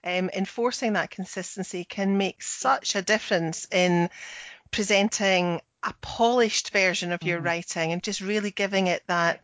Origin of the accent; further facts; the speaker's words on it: Scotland, United Kingdom; I'm the Scottish one.